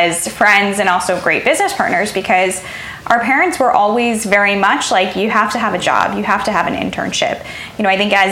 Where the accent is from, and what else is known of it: Chicago, Illinois, United States; born or raised there